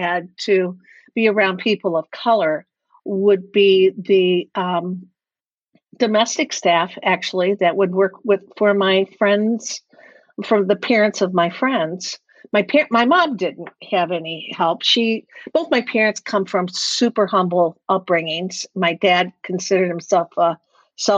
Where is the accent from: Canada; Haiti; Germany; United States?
United States; Detroit, Michigan; I actually grew up in a very affluent suburban community of Detroit